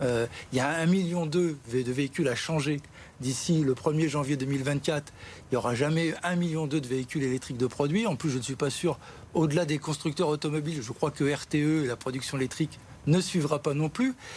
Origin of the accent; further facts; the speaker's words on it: Gennevilliers, Île-de-France, France; je suis de Gennevilliers